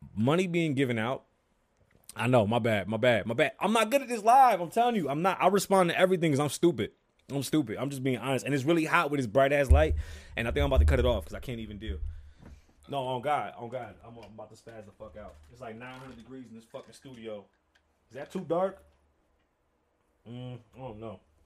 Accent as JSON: {"language": "English", "town": "New York City", "region": "New York", "country": "United States", "tie": "born or raised there", "said": "I'm from the Bronx, New York, if you didn't know. I was born on the South Side, one hundred eighty from Hughes."}